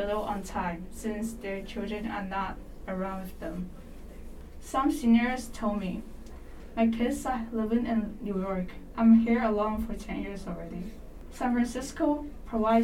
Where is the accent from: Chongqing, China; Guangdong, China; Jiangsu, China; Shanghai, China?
Guangdong, China; Kaiping; moved away; my home country, which is Kaiping, a smaller city in China